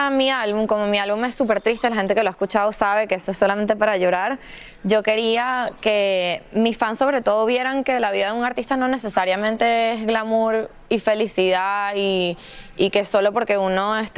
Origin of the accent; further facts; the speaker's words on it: Venezuela; como soy venezolana también